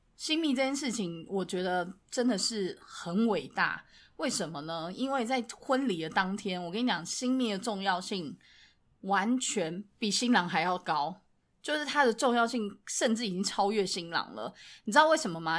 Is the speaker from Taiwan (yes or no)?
yes; Taiwan; 我们从小在台湾长大